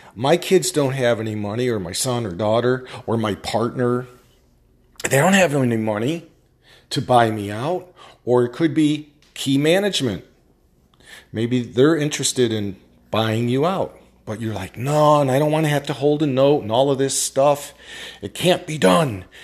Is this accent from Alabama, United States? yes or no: no; upstate New York, United States; I'm from New York, upstate